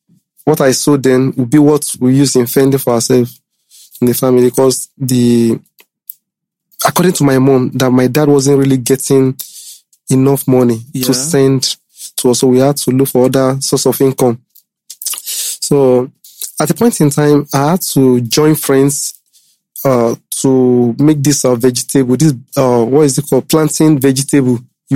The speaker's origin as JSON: {"language": "English", "town": "Ilorin", "region": "Kwara", "country": "Nigeria", "tie": "born there", "said": "I was born in Ilorin."}